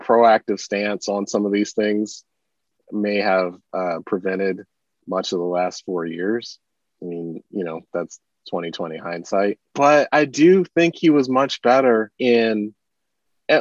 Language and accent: English; Michigan, United States; I'm from Michigan